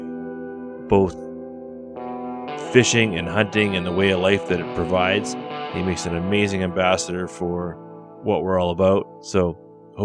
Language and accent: English; Vancouver, British Columbia, Canada; I grew up in Vancouver